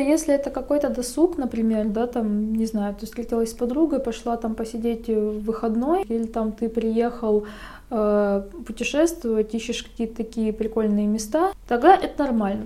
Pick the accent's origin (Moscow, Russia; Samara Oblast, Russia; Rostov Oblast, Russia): Rostov Oblast, Russia; Rostov-on-Don; moved away as an adult; now in Saint Petersburg, Russia; Я, получается, из Ростова